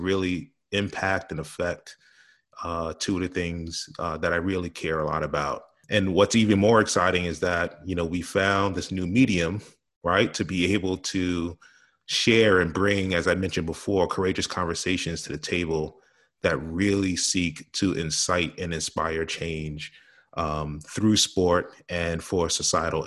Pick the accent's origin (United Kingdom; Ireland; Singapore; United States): United States; New York City, New York; growing up in New York City